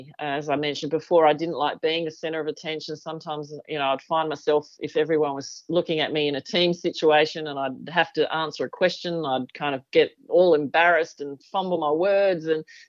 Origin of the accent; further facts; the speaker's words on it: Australia; I'm from Australia.